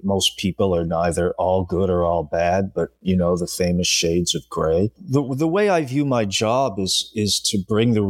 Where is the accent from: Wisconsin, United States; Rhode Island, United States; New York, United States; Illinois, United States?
Rhode Island, United States; real life crime incidents that I grew up with growing up in Rhode Island